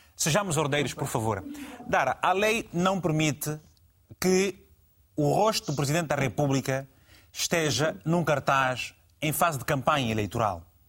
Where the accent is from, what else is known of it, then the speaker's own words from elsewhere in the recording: Angola; na minha terra, em, em, Angola